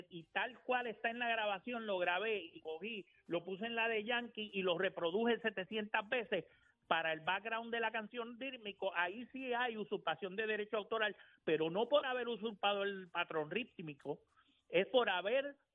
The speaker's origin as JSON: {"language": "Spanish", "country": "Puerto Rico", "said": "yo soy boricua"}